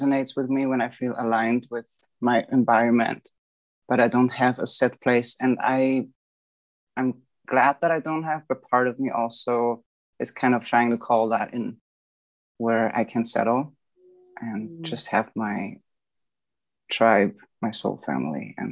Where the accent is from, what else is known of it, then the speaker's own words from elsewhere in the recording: Bavaria, Germany; I've grown up in Bavaria. This is Southeast Germany.